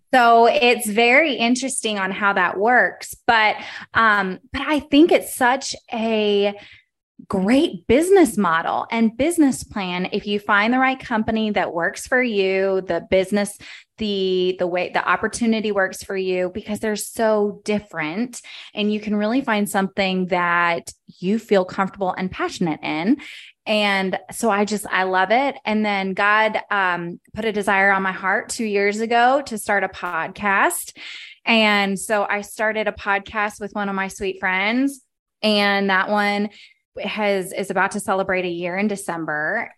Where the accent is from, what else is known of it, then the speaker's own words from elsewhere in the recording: Dallas, Texas, United States; moved away as an adult; also born or lived in Baltimore, Maryland; now in Kansas City, United States; I was born and raised in Dallas.